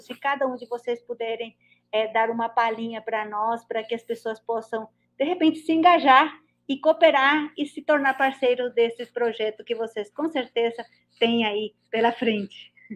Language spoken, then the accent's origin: Portuguese; Paraguay; eu sou paraguaia também.